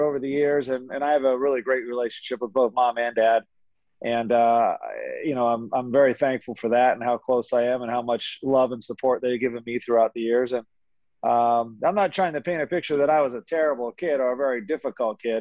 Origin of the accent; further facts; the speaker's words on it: Philadelphia, Pennsylvania, United States; I grew up in the Philadelphia area, knew some great teachers in Philly